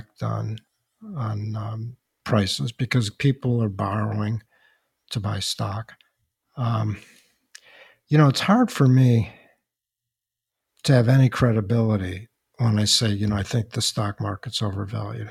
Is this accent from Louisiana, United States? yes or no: no; Chicago, Illinois, United States; my hometown, Chicago